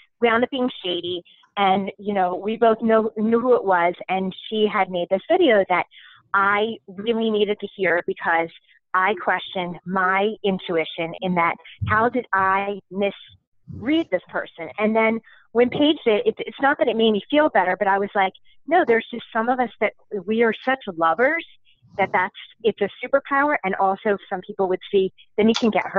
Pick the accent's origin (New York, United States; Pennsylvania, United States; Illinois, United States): Pennsylvania, United States; Philadelphia; I'm from Philly